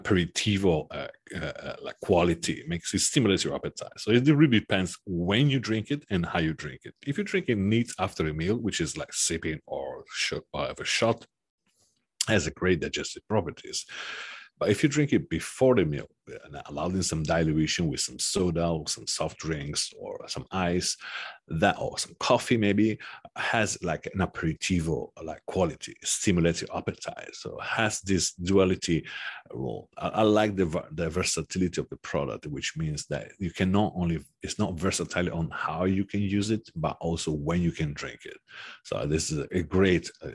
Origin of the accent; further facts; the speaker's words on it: Sardinia, Italy; now in Milan, Italy; I come from Sardinia, and we produce saffron in Sardinia too